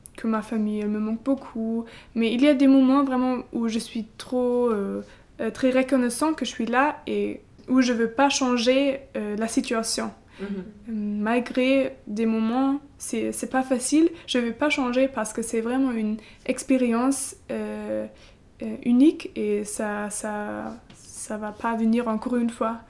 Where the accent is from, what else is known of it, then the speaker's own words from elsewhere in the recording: Halle, Saxony-Anhalt, Germany; French is a second language; moved away as an adult; now in France; je viens d'Allemagne. Euh, à Halle, c'est un petit village euh, dans l'est